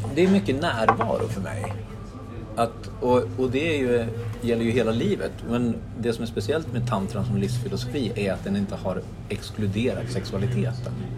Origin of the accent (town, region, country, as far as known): Gävle, Gävleborg County, Sweden; born or raised there; moved away as an adult; also born or lived in Stockholm